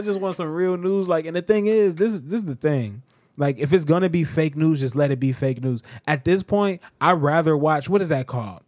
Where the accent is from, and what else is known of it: United States